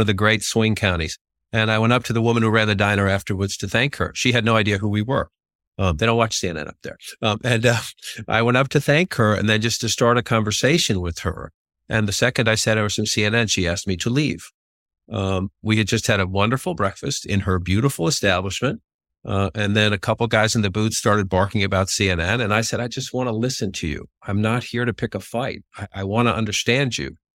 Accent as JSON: {"language": "English", "town": "Boston", "region": "Massachusetts", "country": "United States", "tie": "born or raised there", "said": "growing up in Dorchester, Massachusetts"}